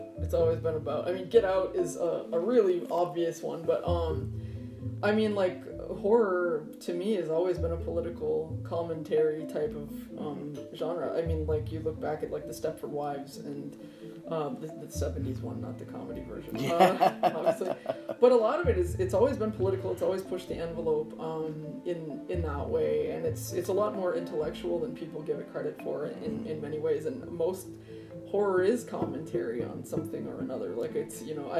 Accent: United States; I'm American

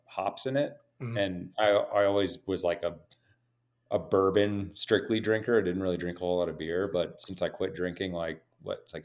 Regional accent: North Carolina, United States; growing up in North Carolina

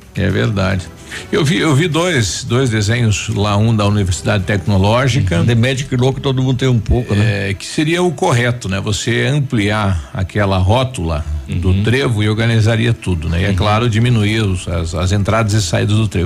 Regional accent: São José do Cedro, Santa Catarina, Brazil; moved away; São José do Cedro, minha terra natal

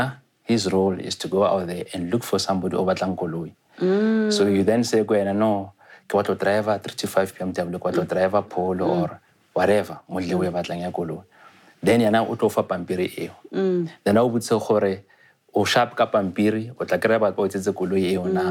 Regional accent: Tembisa, Gauteng, South Africa; also born or lived in Limpopo; originally I'm from Limpopo. Mm. So my parents are from Limpopo. Mm. Then later I moved to Tembisa, to Gauteng.

